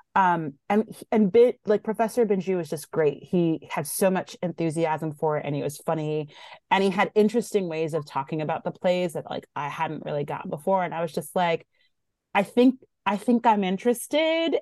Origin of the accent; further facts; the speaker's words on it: Somerville, Massachusetts, United States; also born or lived in Boston; born in Boston, raised in Somerville, Mass